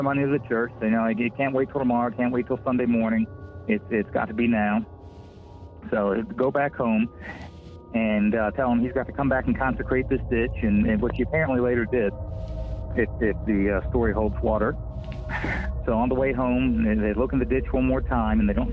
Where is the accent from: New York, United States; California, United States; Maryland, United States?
Maryland, United States; my hometown in Maryland.